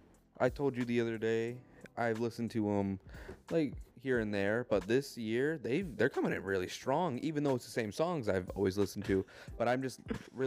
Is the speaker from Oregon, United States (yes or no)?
no; New York, United States; moved away; I'm from New York.